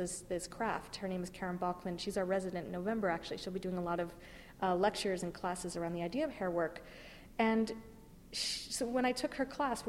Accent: California, United States; now in New York, United States; I grew up in California where we had lots of access to nature and natural history museums

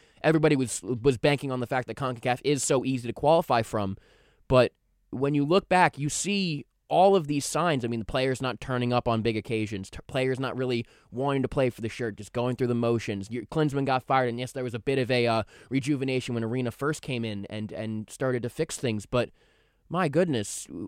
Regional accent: Ireland; Hopefully, Ireland makes it because I am Irish.

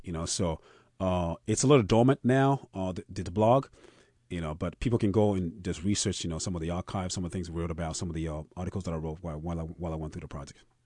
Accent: Ghana; moved away; also born or lived in Austin, Texas; food that I grew up on, I grew up on in Ghana

